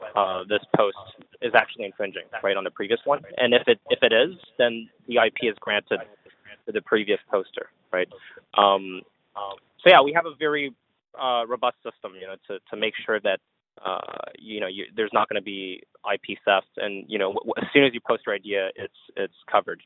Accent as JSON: {"language": "English", "town": "Montreal", "region": "Quebec", "country": "Canada", "tie": "born or raised there", "said": "I grew up in in Canada, in Montreal"}